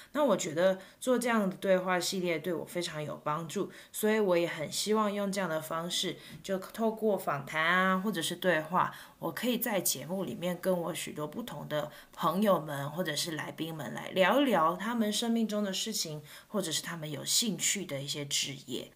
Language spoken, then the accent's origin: Chinese; Taiwan; first language Mandarin; now in United States; 我是一个台湾人，我的母语是，呃，普通话，就是华语。 嗯，但是我现在住在美国